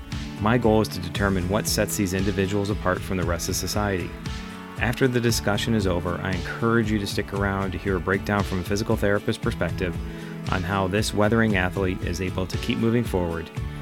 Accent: East Aurora, New York, United States; I grew up in East. I went to East Aurora High. Graduated '87

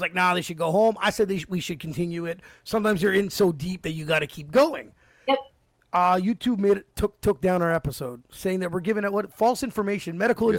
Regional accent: Canada; as a Canadian

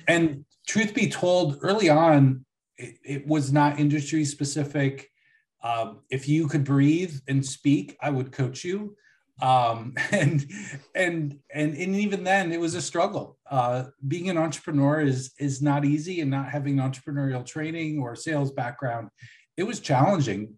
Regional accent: Buffalo, New York, United States; I was born in 1974 in Buffalo.

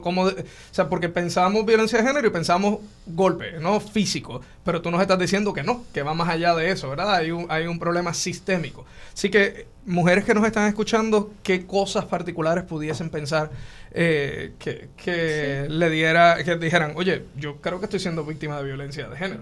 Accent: Puerto Rico; como puertorriqueño

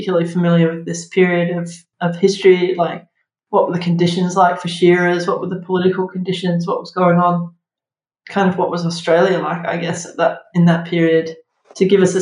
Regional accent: Somerset, South West England, United Kingdom; when I was growing up in Somerset, sort of half on a farm that had sheep

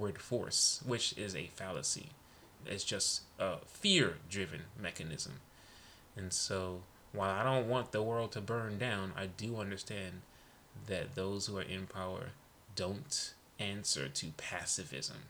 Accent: New York City, New York, United States; I'm Panamanian, I'm West Indian, I'm Brooklyn

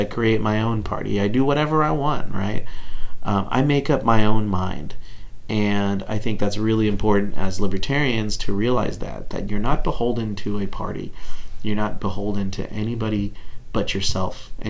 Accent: Texas, United States

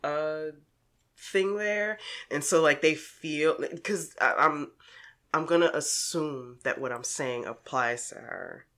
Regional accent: Newark, New Jersey, United States; I'm from Newark.

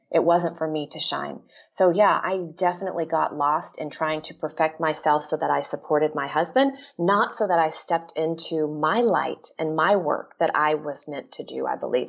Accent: Texas, United States; moved away as an adult; also born or lived in Washington; now in Seattle, United States; I left my home state of Texas and moved to Washington.

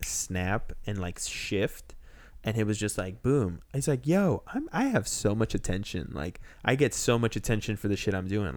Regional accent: Texas, United States; moved away as an adult; also born or lived in Peru; now in Los Angeles, United States; I grew up in Texas

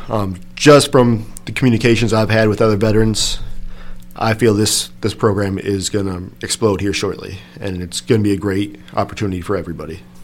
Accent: Dixon, Illinois, United States; I'm local from the area, born and raised in Dixon

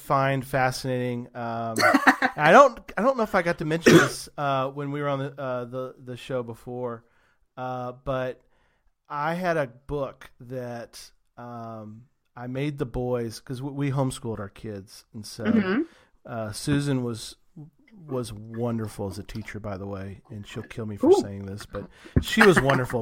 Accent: Texas, United States; I'm from Texas

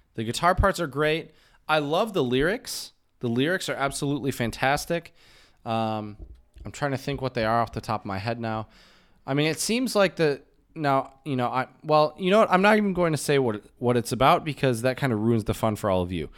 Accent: United States; in the States, we use "How are you" more like a greeting

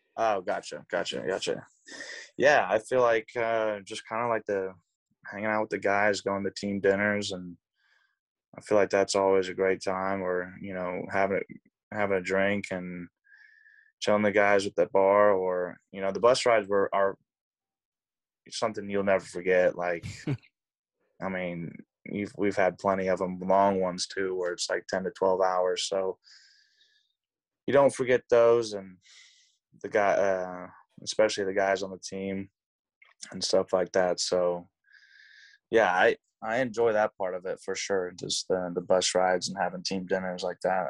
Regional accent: Tulsa, Oklahoma, United States; also born or lived in Dallas, Texas; I grew up in Tulsa, Oklahoma

